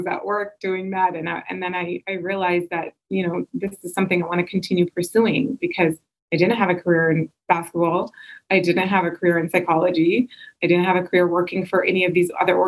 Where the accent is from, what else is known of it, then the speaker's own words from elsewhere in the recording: Canada; I grew up here. I had the mixture of both cultures, you know, Egyptian culture as well as Canadian culture